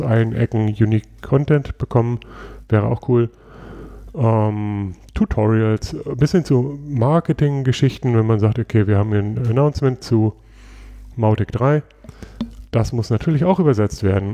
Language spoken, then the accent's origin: German; Germany; bei uns in Deutschland